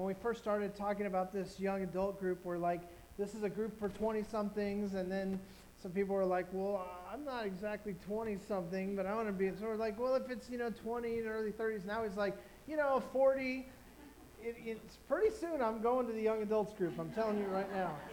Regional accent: Orange County, California, United States; I grew up in Orange County in a you know, upper middle class family

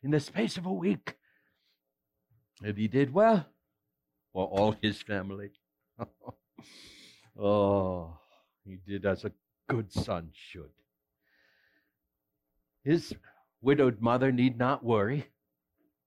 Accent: West Central Minnesota, United States; I was born and raised in West Central Minnesota to a church-going family

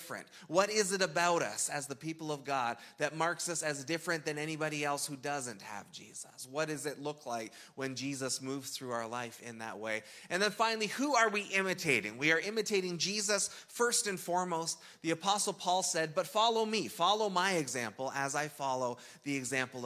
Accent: Canada; We're Canadian

